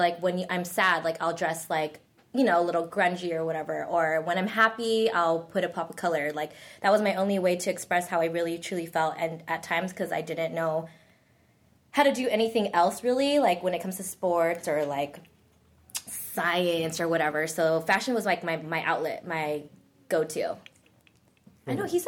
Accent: Philippines; Oh, and I'm not Korean. I'm Filipino.

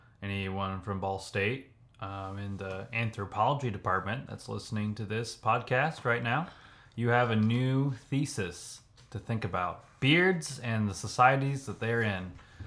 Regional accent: Kansas, United States; It's like, well, here are our roots. We're from Kansas.

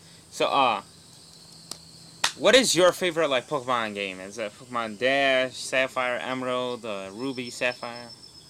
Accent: Lebanon; now in Garden City, United States; I'm from Lebanon. I live in Garden City, Michigan right now.

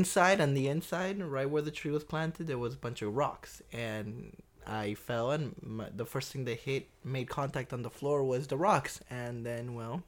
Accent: Peru; Different. It's, you know, I didn't grow in a in a wealthy income house. It was rough.

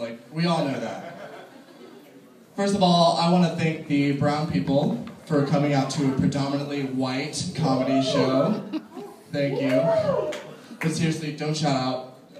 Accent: Florida, United States; I'm from Florida.

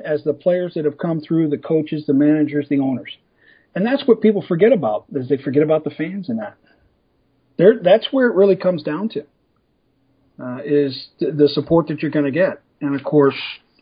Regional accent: United States; I'm American

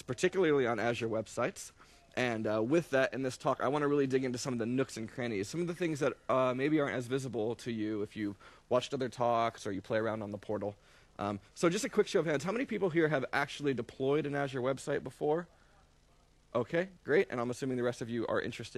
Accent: New York City, New York, United States; I'm from New York City

